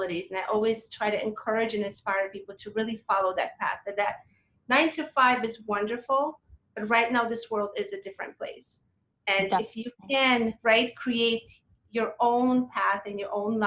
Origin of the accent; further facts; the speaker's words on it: Poland; now in United States; I was raised in Poland